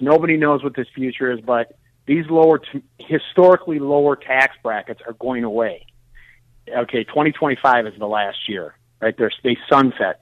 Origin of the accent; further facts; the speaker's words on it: Detroit, Michigan, United States; I'm originally from Detroit